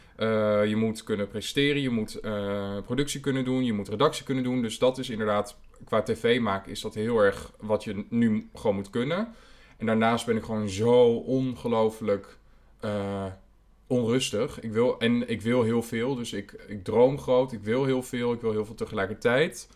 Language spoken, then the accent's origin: Dutch; Almelo, Overijssel, Netherlands; now in Amsterdam, Netherlands; ik groeide op in Almelo